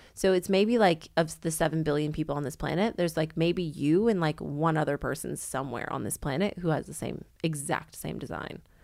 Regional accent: Canada; accent: Canadian; moved away as an adult; now in Sydney, Australia; I'm Canadian, not American

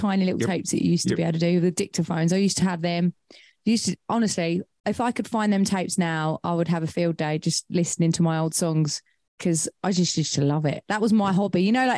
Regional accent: Colchester, East of England, United Kingdom; now in Suffolk, United Kingdom; I was born in Colchester.

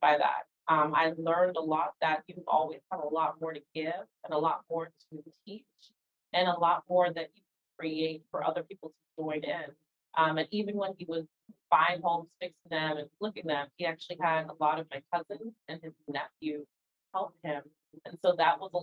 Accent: New York City, New York, United States; I was born in the Bronx, New York to two parents from the Caribbean

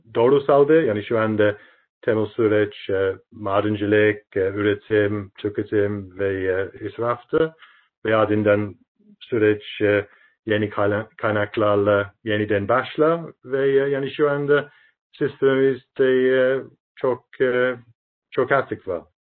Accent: United Kingdom; Turkish is a second language; now in Turkey; Birleşik Krallık yani memleketim

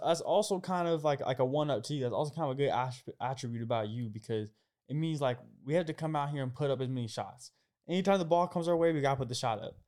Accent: Portland area, Oregon, United States; moved away as an adult; now in Los Angeles, United States; I'm from Oregon and, uh, I'm, I'm kinda from the Portland area. My fifteen minutes outside of Portland, kind of a smaller town and, you know, uh, th, growing up in a smaller area

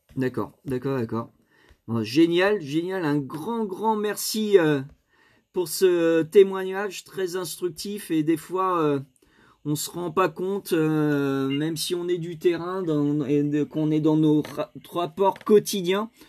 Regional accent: Hauts-de-France, France; je suis des Hauts-de-France.

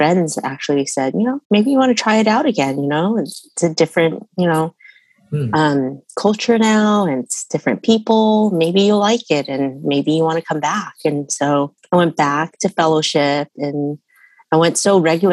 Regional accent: Bay Area, California, United States; also born or lived in Utah; I grew up here in the Bay Area. I was born in Utah, actually, but I moved here when I was a month old.

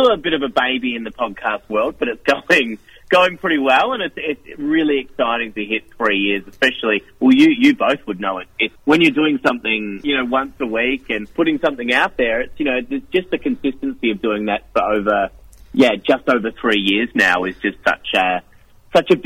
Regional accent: Phillip Island, Victoria, Australia; I'm from Phillip Island, so I've actually been to Colac a few times

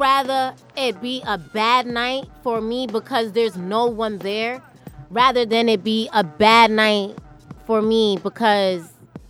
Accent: New York City, New York, United States; I'm from Staten Island.

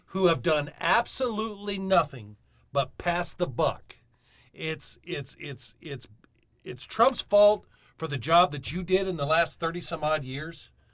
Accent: New Mexico, United States; now in Lincoln County, United States; I'm from New Mexico.

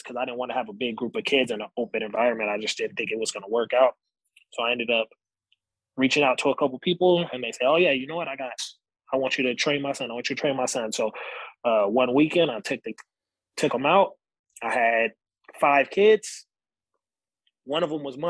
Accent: San Bernardino, California, United States; now in Beaumont, United States; I wanted the opportunity to police my home, my hometown

